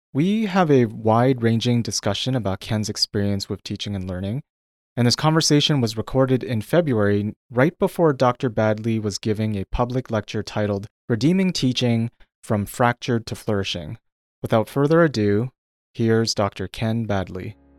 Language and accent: English; Toronto, Ontario, Canada; now in British Columbia, Canada; I come from Toronto